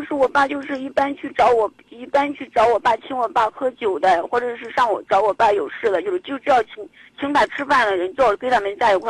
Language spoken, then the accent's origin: Chinese; Zhumadian, Henan, China; 家是驻马店的。